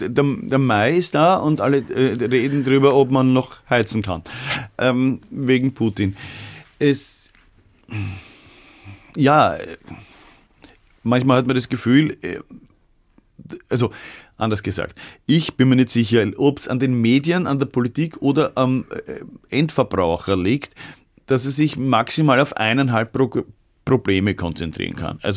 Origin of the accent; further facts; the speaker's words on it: Vienna, Austria; Weil das ist immer noch das, was mich als Wiener davon abhält, Vegetarier zu werden